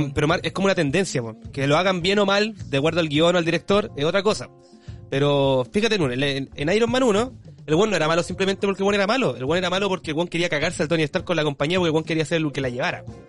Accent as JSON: {"language": "Spanish", "town": "Maipú", "region": "Santiago Metropolitan Region", "country": "Chile", "tie": "born or raised there", "said": "yo salí colegio técnico de Maipú"}